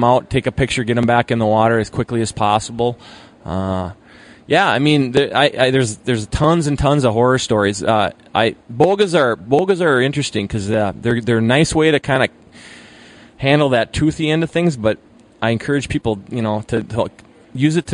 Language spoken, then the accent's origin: English; Hayward, Wisconsin, United States; Where I'm coming from, Muskie, we're the home of, you know, home of world record Muskie. So on the water tower in Hayward